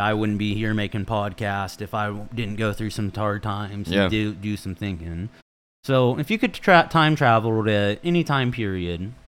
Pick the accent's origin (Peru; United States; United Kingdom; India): United States; Olathe, Kansas; I'm also an Olathe North Eagle.